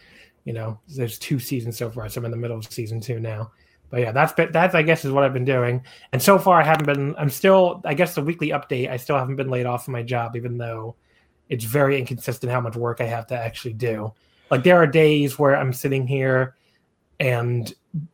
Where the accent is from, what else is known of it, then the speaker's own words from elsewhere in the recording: United States; as an American